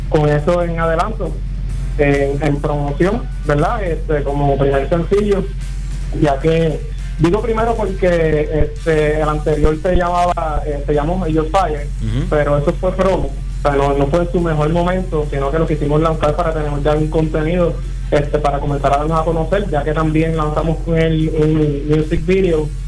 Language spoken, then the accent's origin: Spanish; Aguadilla, Puerto Rico; eh, que es vocalista y, segunda guitarra, somos de Aguadilla, ella y yo.